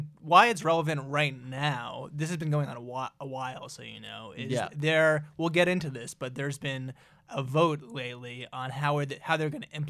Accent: United States; We're also American, too

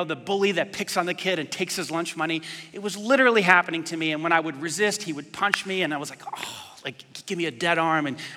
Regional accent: New York, United States; I grew up in New York

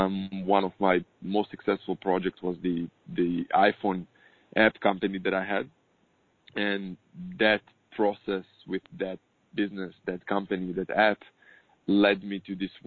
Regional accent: Israel; I'm born and raised in Israel

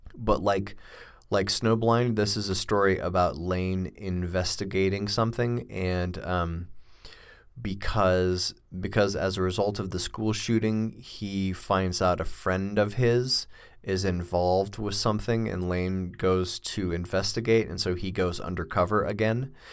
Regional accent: United States; as an American

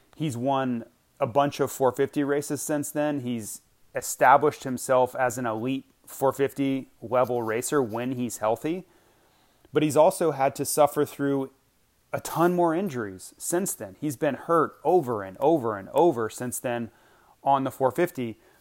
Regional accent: Gainesville, Florida, United States; moved away; mini Olympics are held in my hometown. So I, when I was still living there

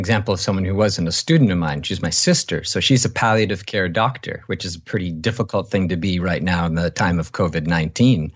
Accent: Canada; I was born in Canada

